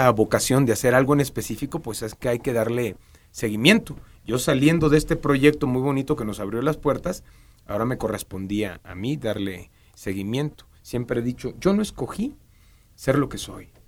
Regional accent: Ciudad Madero, Tamaulipas, Mexico; accent: norteño; moved away as an adult; also born or lived in Tampico; now in Mexico City, Mexico; yo soy de Ciudad Madero, Tampico, Tamaulipas.

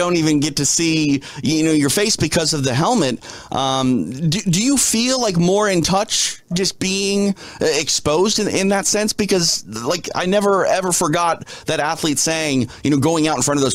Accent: Minneapolis, Minnesota, United States; I'm from Minneapolis, so I know what that cold is

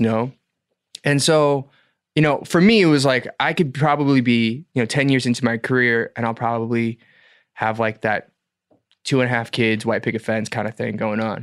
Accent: Atlanta, Georgia, United States; moved away as an adult; also born or lived in Boston / Los Angeles; now in South Korea; born and raised in Atlanta

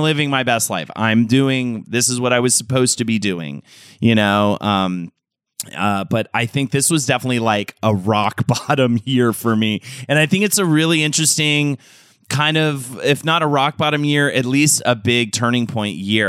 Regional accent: New York City, New York, United States; As a New Yorker

